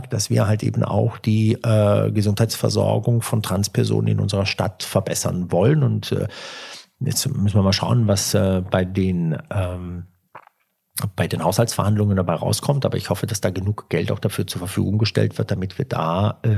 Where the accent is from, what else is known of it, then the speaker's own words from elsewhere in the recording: Turkey; Ja, ich bin aus der, ich bin Türke und sagen das mit großem Stolz.